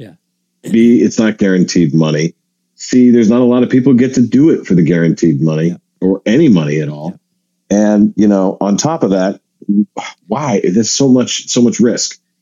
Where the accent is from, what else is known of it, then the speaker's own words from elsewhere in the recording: Seattle, Washington, United States; I grew up in Seattle